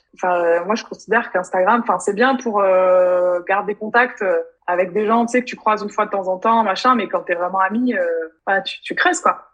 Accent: France; moved away as an adult; also born or lived in London; c'est quand même plus de trois ans que j'ai quitté la France

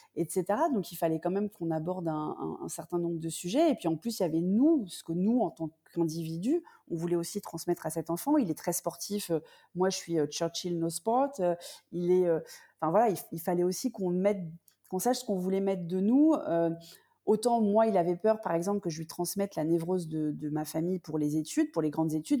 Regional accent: France; also born or lived in United States / London

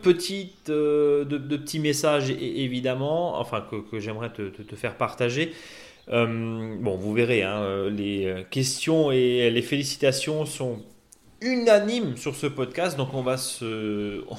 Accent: Alsace, Grand Est, France; chez nous en Alsace

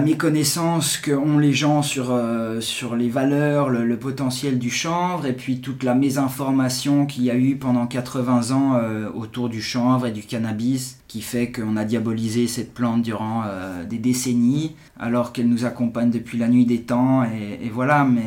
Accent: Geneva, Switzerland; j'ai 41 ans, je suis de Genève

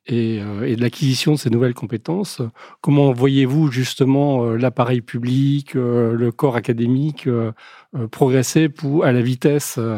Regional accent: France; en tant qu'Européens, en tant que Français

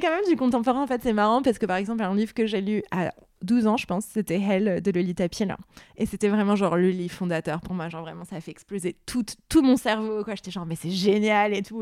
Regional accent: Beirut, Beirut Governorate, Lebanon; moved away; j'ai grandi au Liban, à Beyrouth

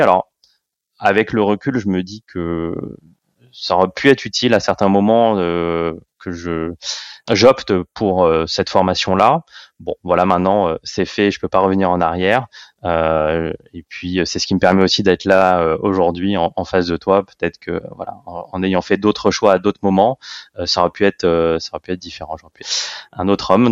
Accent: Paris, Île-de-France, France; Je suis né à Paris, j'ai fait toutes mes études à Paris et j'ai fait tous mes stages à Paris et tous mes jobs à Paris. Donc voilà, d'où je viens, je viens de, de Paris

